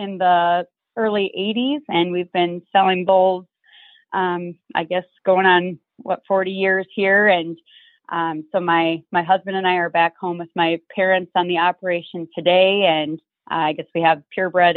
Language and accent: English; Mitchell, South Dakota, United States; I'm from Mitchell, South Dakota.